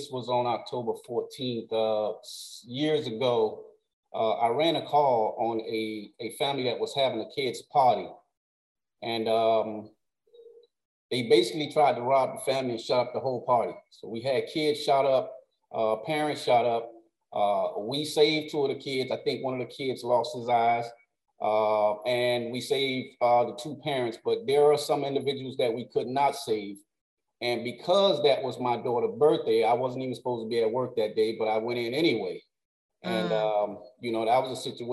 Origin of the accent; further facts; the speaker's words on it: Miami, Florida, United States; As a child growing up in Little Haiti, grew up on 65th and Northeast 2nd Avenue